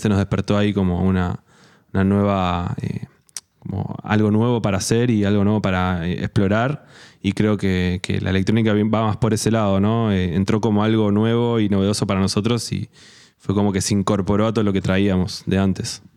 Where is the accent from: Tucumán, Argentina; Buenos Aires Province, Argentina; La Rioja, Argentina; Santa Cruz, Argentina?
Buenos Aires Province, Argentina; Mar del Plata; moved away as an adult; now in Buenos Aires, Argentina; somos de Mar del Plata, nos conocimos allá, ahí eh, fue la adolescencia y después nos fuimos a estudiar a La Plata.